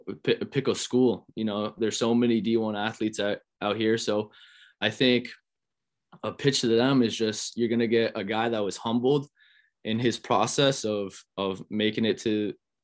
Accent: Providence, Rhode Island, United States; coming back to my hometown and running routes with these guys in Providence and setting a culture of competition in this state.

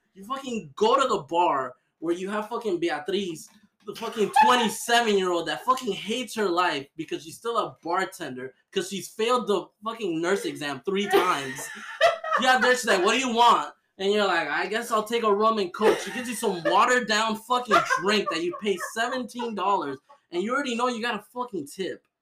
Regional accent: Miami, Florida, United States; I was born and raised here. I was born in Miami Jackson.

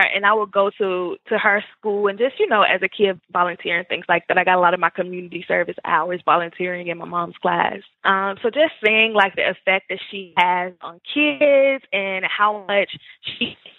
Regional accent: Memphis, Tennessee, United States; also born or lived in Murfreesboro, Tennessee; now in Nashville, United States; I grew up in Memphis, Tennessee

